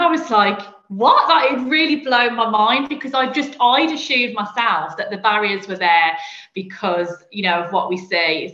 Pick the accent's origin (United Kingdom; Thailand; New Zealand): United Kingdom; Birmingham, West Midlands; I'm not from London, as you can probably hear from my accent. I'm from Birmingham